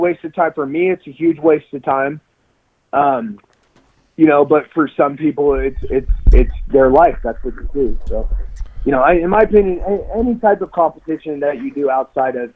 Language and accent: English; Texas, United States; I'm fucking American from Texas